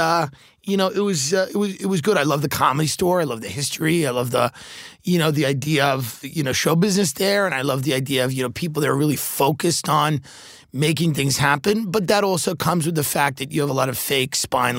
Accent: Long Island, New York, United States; moved away as an adult; now in Los Angeles, United States; a guy that grew up in Long Island, grew up in New York

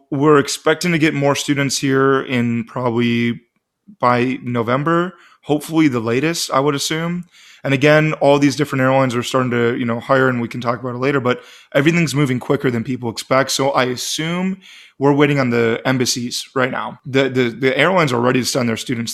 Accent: Eden Prairie, Minnesota, United States; moved away as an adult; also born or lived in Grand Forks, North Dakota; now in Phoenix, United States; I'm originally from, uh, Doug's Neck of the Woods of Minneapolis.

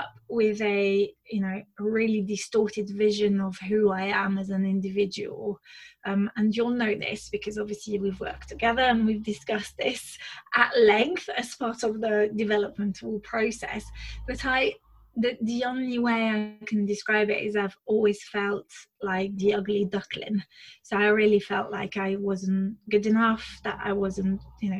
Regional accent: France; moved away; I was born and raised in France, to amazing parents

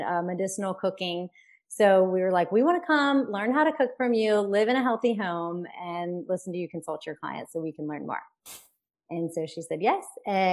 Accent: Baton Rouge, Louisiana, United States; moved away as an adult; also born or lived in Austin, Texas; I'm from Baton Rouge, Louisiana, but I went to the University

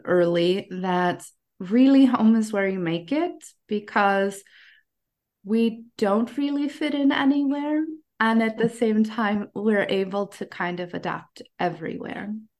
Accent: United States; moved away as an adult; also born or lived in Ecuador / Ukraine; I was born in the United States

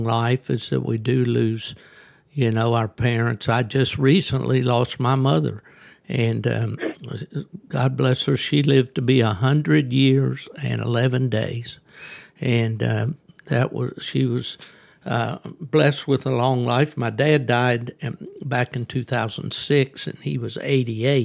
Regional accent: southern West Virginia, United States; moved away; I was born in southern West Virginia

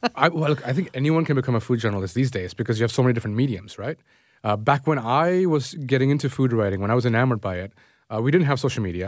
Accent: Toronto, Ontario, Canada; I grew up in Scarborough

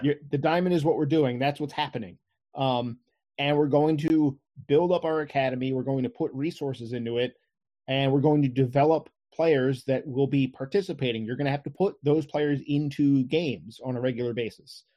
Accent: Crofton, Maryland, United States; I've lived here all my life. You know, I, I grew up in Crofton

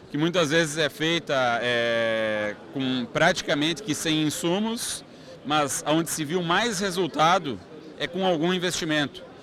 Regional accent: Canarana, Mato Grosso, Brazil; lá na minha cidade, Canarana, no Mato Grosso, lá no Vale do Araguaia

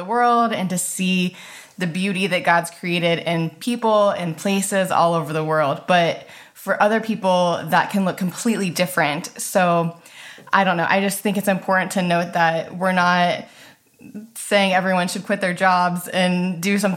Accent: United States; we're Americans

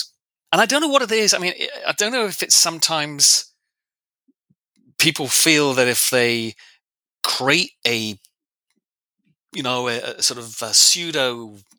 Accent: England, United Kingdom; I'm English. I'm British.

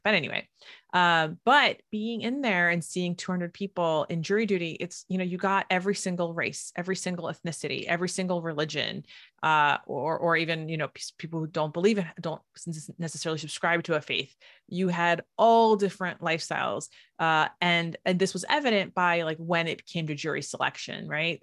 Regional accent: Alonissos, Thessaly, Greece; which is the island that I'm from

